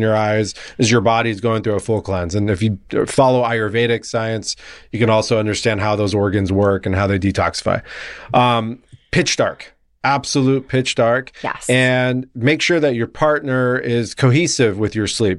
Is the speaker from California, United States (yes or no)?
yes; La Jolla, California, United States; I grew up in La Jolla, California, okay. down in San Diego